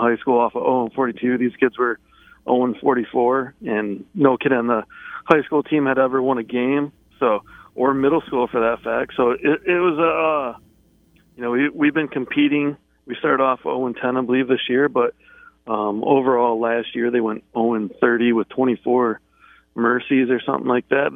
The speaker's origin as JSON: {"language": "English", "town": "Lake City", "region": "Michigan", "country": "United States", "tie": "born or raised there", "said": "I grew up in Lake City, which is right next to Manton"}